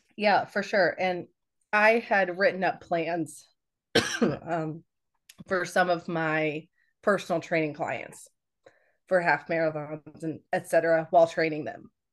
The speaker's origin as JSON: {"language": "English", "town": "Hays", "region": "Kansas", "country": "United States", "tie": "born or raised there", "said": "I went to college at Fort Hays, um, in Hays, Kansas. That's where I'm, I'm from"}